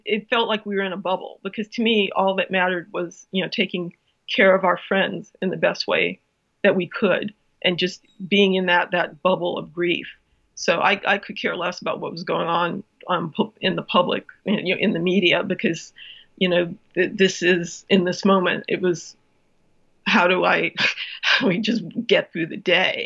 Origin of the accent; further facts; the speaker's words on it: Cleveland, Ohio, United States; moved away; also born or lived in New York; I grew up in Cleveland, but I followed the Jets for the longest time because I lived in New York for so long